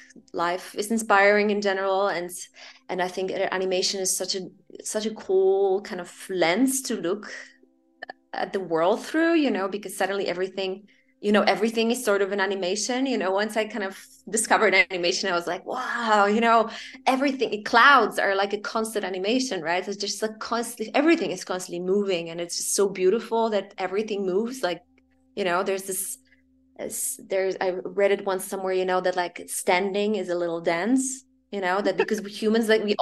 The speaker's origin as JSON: {"language": "English", "country": "Poland", "tie": "born or raised there", "moved": "yes", "lives_now": "Amsterdam, Netherlands", "said": "I grew up in Poland"}